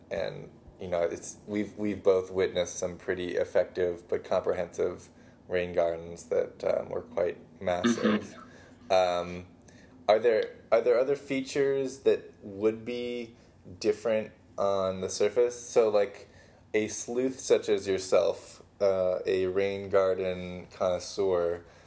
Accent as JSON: {"language": "English", "town": "Pasadena", "region": "California", "country": "United States", "tie": "born or raised there", "said": "my hometown uh, Pasadena"}